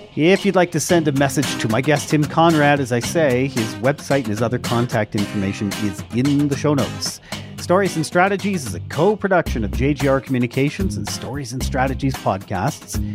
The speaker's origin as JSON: {"language": "English", "country": "Canada", "said": "I am a Canadian"}